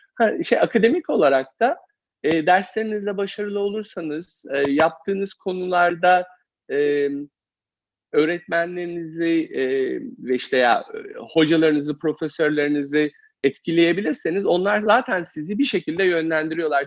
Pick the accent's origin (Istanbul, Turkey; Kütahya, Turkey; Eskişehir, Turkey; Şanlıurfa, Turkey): Eskişehir, Turkey; moved away as an adult; also born or lived in Copenhagen; now in United States; Eskişehirliyim. E, Eskişehir'de doğdum, büyüdüm.